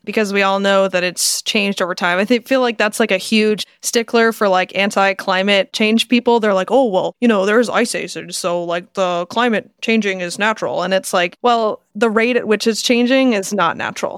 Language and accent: English; United States